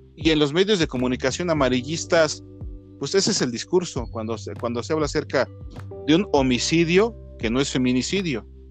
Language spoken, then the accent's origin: Spanish; Mexico; also born or lived in Mexico City; yo hablo aquí como mexicano, ¿no? Este, que vivo aquí en la Ciudad de México.